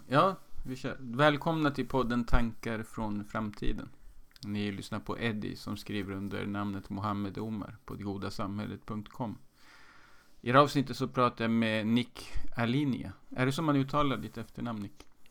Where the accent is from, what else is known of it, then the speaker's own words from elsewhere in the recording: Sweden; Jag är född i Sverige med en eh, iransk far